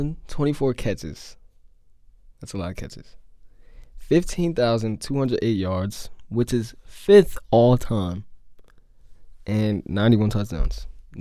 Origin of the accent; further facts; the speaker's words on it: Maryland, United States; I'm from Maryland.